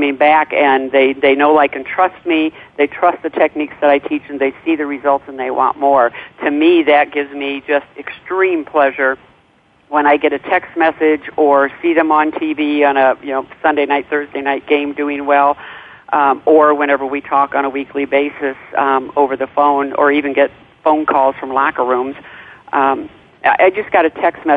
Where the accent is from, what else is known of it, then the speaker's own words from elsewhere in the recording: Chicago, Illinois, United States; I'm from Chicago